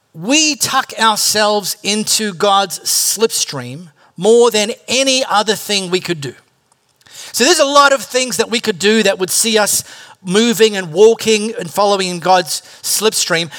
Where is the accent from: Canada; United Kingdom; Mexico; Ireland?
United Kingdom; High Wycombe, South East England; I grew up in High Wycombe